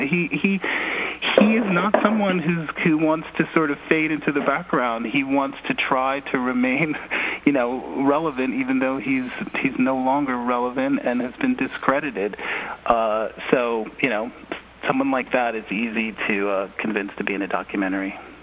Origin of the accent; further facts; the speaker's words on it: Philadelphia, Pennsylvania, United States; moved away; growing up in Philly, you know, I grew up in the age of um, Move